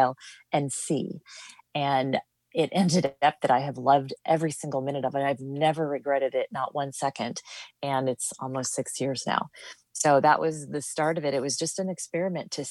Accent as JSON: {"language": "English", "region": "North Dakota", "country": "United States", "tie": "born or raised there", "also_born_or_lived": "Minneapolis, Minnesota", "moved": "yes", "said": "I grew up in North Dakota and have lived a whole bunch of places."}